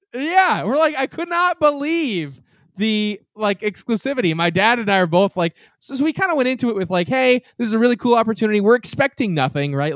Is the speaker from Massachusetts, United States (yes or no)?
yes; Massachusetts, United States; we're from New England, obviously. We're from Massachusetts